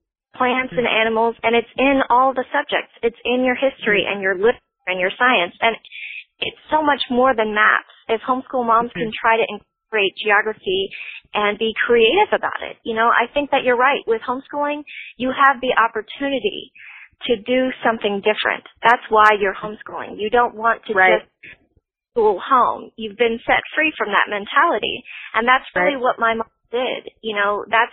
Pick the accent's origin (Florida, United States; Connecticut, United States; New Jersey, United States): Florida, United States; growing up in Florida